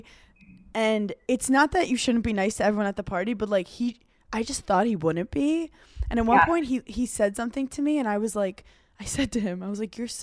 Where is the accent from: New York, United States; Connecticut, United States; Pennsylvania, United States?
New York, United States; I'm from New York. As in, like, we're taught don't bother celebrities